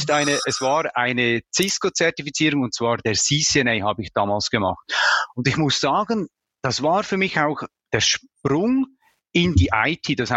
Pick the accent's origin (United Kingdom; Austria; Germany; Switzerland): Switzerland; Vielleicht habt ihr es bereits bemerkt, ich komme aus Bayern. Nein, ich komme aus der Schweiz